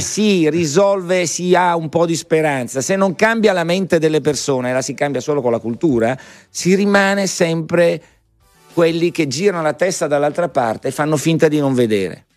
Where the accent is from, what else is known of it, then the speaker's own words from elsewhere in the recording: Italy; noi italiani